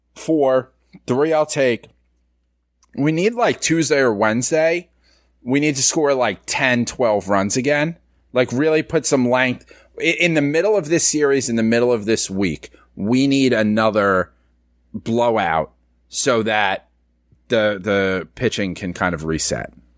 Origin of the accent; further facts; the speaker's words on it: New York City, New York, United States; I grew up in the Bronx.